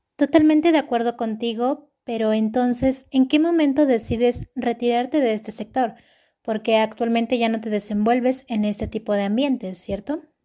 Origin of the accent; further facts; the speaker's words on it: Mexico; en nuestro país